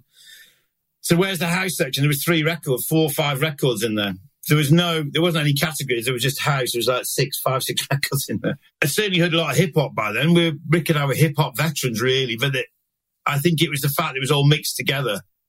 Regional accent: Manchester, North West England, United Kingdom; growing up in Manchester, north of England in the 80s was just absolutely fucking lucky as anything

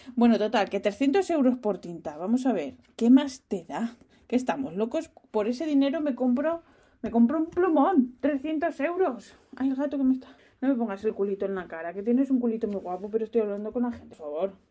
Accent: Spain; also born or lived in United States / France; now in Netherlands; ahora que estoy viviendo en Holanda, sí que noto racismo, pero de país pobre, porque vengo de España

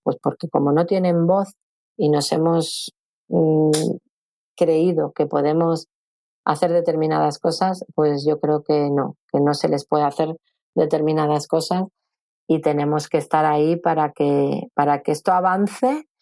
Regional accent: Madrid, Community of Madrid, Spain; moved away as an adult; now in Valencia, Spain; yo vivía en Madrid, porque yo soy de Madrid, vivía muy cerca de, la Plaza de Toros de las Ventas

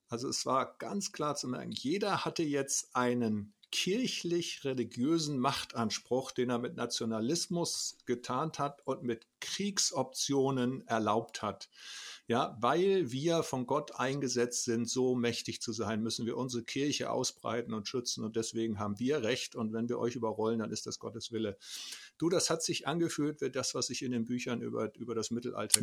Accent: Germany; unsere Erfahrung als Deutsche

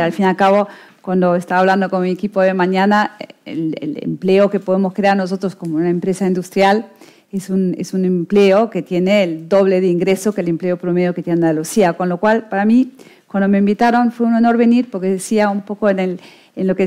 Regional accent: Germany; Spanish is a second language; now in Spain; yo, bueno, por mi acento quizás no, no, lo veis, pero por mi apellido sí, soy alemana, pero con corazón español.

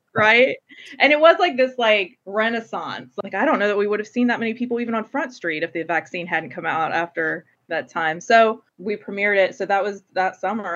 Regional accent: Portsmouth, Ohio, United States; growing up in Portsmouth.

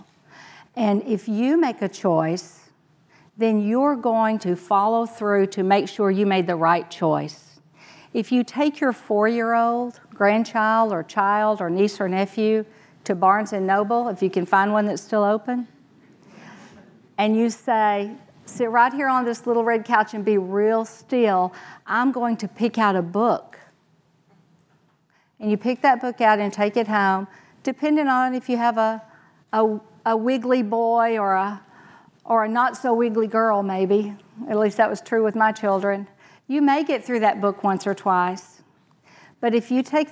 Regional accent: Texas, United States; Me too. And I had a great experience there

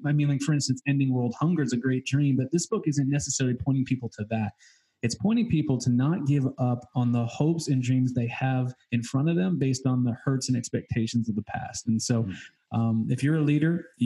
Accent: New England, United States; I'm from New England

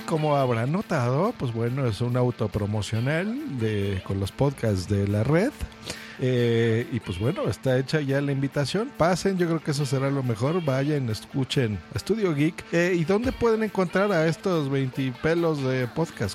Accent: Mexico; yo también soy de México

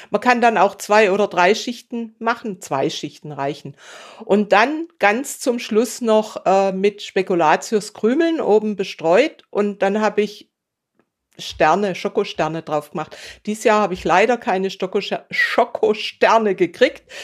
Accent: Bad Säckingen, Baden-Württemberg, Germany; Ich weiß, in meiner Heimatstadt Säckingen gibt es oder gab es ein Lokal, die nur Röstis gemacht haben.

